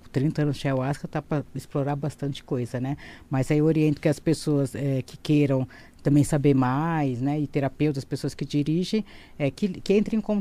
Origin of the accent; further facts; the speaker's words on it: São Paulo, Brazil; sou de São Paulo, tá?